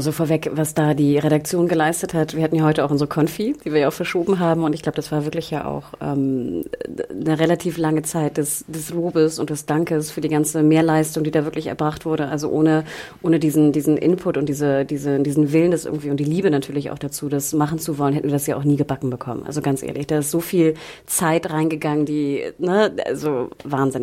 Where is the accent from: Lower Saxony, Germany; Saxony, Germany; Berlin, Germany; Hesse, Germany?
Berlin, Germany; wir als Berliner